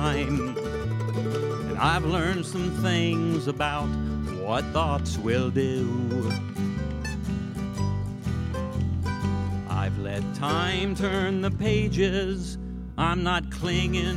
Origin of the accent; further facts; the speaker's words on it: Bloomington, Indiana, United States; We're from Bloomington. We grew up in Bloomington